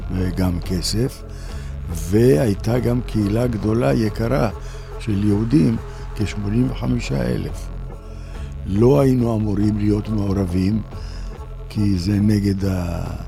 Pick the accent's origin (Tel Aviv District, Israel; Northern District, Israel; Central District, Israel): Northern District, Israel; Tiberias; אני טבריאני, משפחה טבריאנית